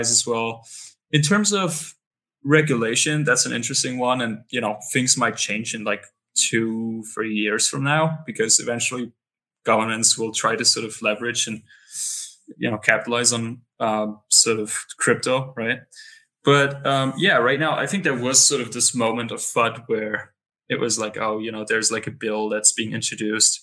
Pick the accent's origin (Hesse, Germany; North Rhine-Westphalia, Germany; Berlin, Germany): Berlin, Germany; moved away as an adult; now in Lisbon, Portugal; I come from Berlin, which is sort of, you know, the capital of Germany.